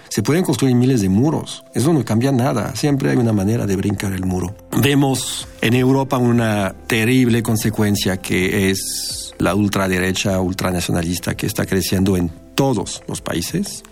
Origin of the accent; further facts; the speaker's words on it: France; moved away as an adult; now in Mexico; soy francés y radico en México desde hace 23 años